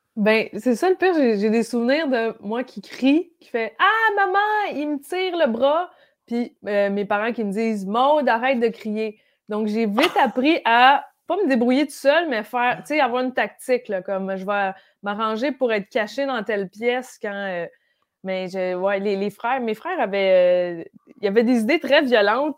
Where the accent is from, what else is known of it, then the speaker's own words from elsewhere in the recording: Brossard, Quebec, Canada; also born or lived in Lac-Simon, Outaouais; J'ai, j'ai grandi à Brossard